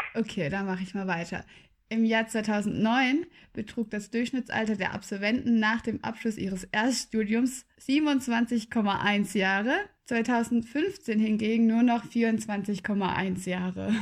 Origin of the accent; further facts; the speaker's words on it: Freiburg, Baden-Württemberg, Germany; moved away as an adult; also born or lived in Tübingen; in meiner Heimatstadt, also ich habe mir in Tübingen nichts Neues gesucht, weil ich komme aus Freiburg